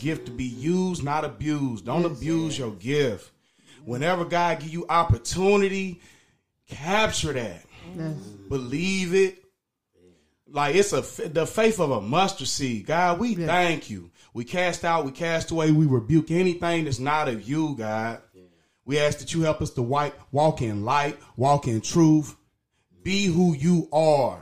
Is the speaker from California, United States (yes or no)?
no; Dayton, Ohio, United States; From Dayton, Ohio. Born and raised Dayton, Ohio